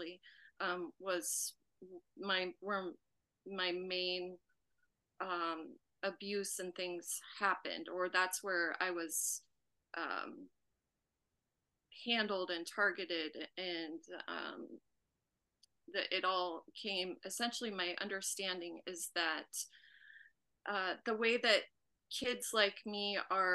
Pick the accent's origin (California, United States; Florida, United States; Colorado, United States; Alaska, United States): Colorado, United States; Vail; I grew up in Vail, Colorado